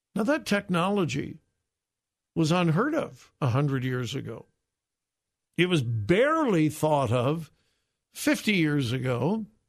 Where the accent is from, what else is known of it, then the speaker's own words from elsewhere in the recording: Southern California, United States; I grew up in Southern California in a solid Bible-believing church.